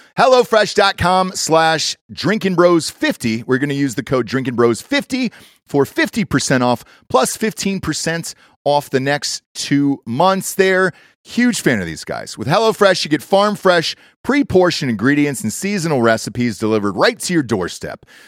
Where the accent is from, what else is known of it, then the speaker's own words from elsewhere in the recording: Atlanta, Georgia, United States; my hometown, Atlanta